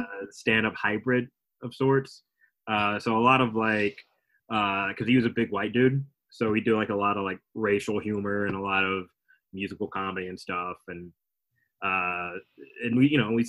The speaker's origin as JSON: {"language": "English", "region": "Alabama", "country": "United States", "tie": "born or raised there", "also_born_or_lived": "Texas / Chicago", "moved": "as an adult", "said": "5 to, like, 21. I was in Alabama"}